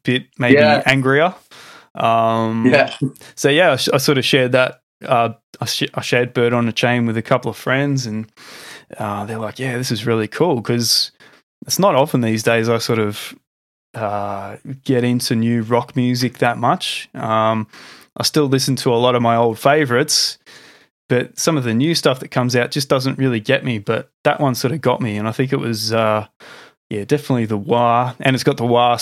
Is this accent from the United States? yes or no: no; Australia; accent: Australian; my Australian accent